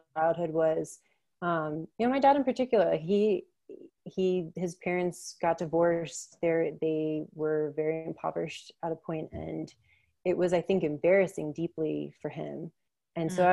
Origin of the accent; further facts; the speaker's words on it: Maryland, United States; I'm from Maryland